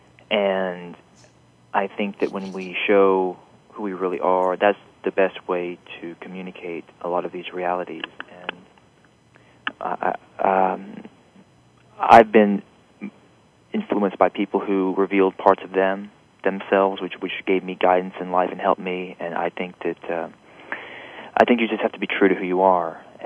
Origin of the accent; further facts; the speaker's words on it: Alabama, United States; moved away; I was raised in Alabama. I'm My parents moved there when I was a year old